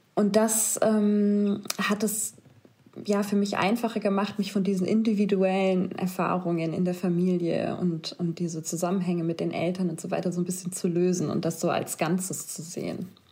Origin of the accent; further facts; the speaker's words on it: Germany; Dann haben wir Deutschland gesagt.